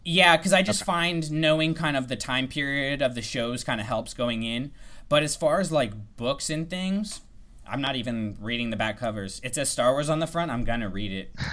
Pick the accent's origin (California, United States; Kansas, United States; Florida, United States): Florida, United States; Tallahassee; I grew up in Tallahassee, so it's Florida State